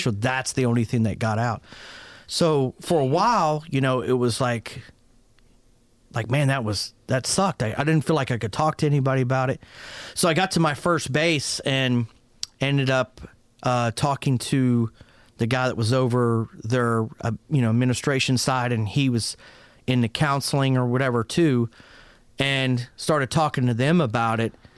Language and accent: English; Pittsburgh, Pennsylvania, United States; moved away; also born or lived in Fort Worth, Texas; I was raised originally in Pittsburgh, Pennsylvania, uh, to an Italian family